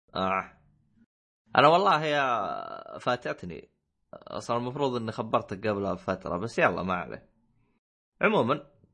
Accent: Saudi Arabia; كعرب او او اي او كسعوديه

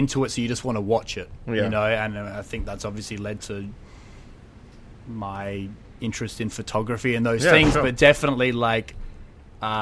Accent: Adelaide, South Australia, Australia; I grew up in Adelaide

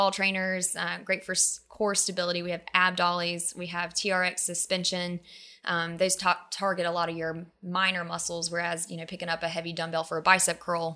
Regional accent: Madrid, Alabama, United States; I grew up in a town called Madrid

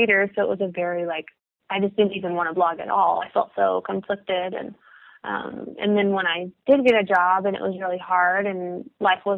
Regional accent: Dallas, Texas, United States; I'm from the Dallas area, and my family lives around

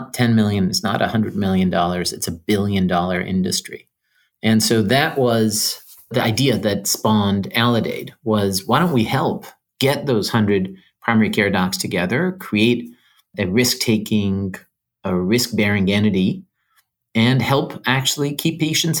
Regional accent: Iran; moved away; also born or lived in New York City; I grew up in Iran

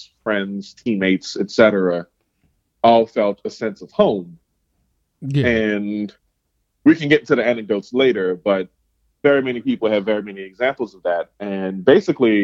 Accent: New Orleans, Louisiana, United States; moved away as an adult; now in Pacific Northwest, United States; born and raised in New Orleans

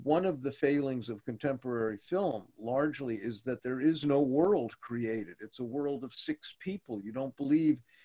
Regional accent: Los Angeles, California, United States; I grew up in Los Angeles, and I have a deep love-hate thing

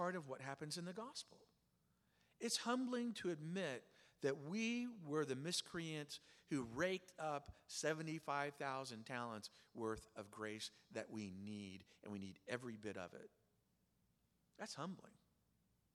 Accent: Oklahoma, United States; I grew up in Oklahoma

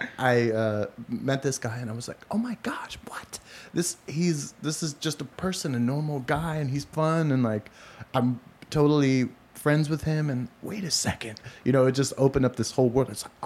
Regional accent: Portland, Oregon, United States; now in Los Angeles, United States; growing up in Portland. Back then it was a little bit of a different city. It was more of a white trash city

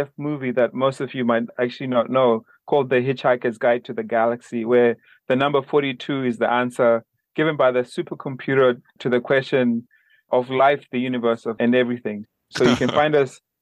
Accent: Zimbabwe; moved away; also born or lived in Minnesota / New York; I'm originally from Zimbabwe

